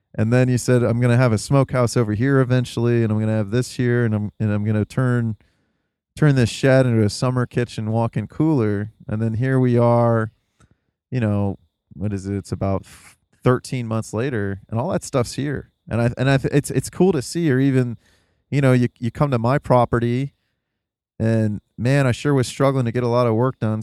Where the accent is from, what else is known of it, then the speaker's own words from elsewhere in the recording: the Rust Belt, Midwest, United States; being in the Midwest, growing up in the Rust Belt